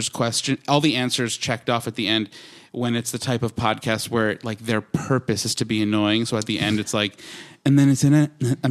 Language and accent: English; Long Island, New York, United States; Long Island, unfortunately.